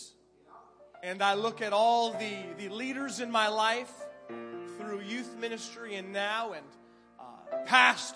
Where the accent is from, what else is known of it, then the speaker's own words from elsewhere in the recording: Canada; moved away as an adult; I was a first-time youth pastor, a Canadian immigrant. Yes, I'm from Canada.